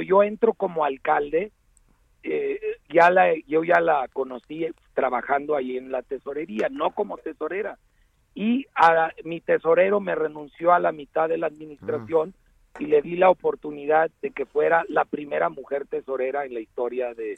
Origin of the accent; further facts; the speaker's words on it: León, Guanajuato, Mexico; tu ciudad, de donde yo crecí